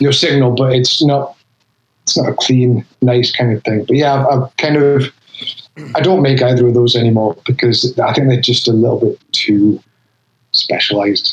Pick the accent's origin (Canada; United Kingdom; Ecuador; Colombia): United Kingdom; North East England; accent: Geordie; moved away as an adult; now in Philadelphia, United States; I'm from the northeast of England